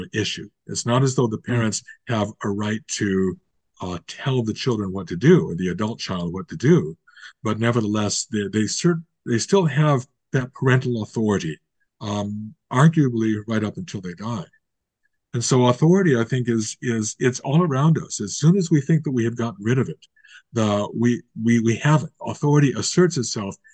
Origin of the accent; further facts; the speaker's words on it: United States; moved away as an adult; now in Canada; I was born and raised in the United States